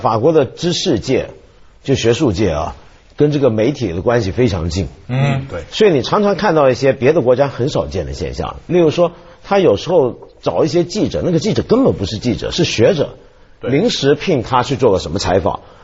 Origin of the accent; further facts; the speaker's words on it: Hong Kong; 我们香港人